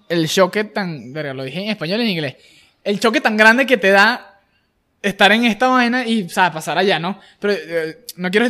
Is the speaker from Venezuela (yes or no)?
yes; Venezuela; me van a decir que soy un venezolano de mierda, que soy una de patriota.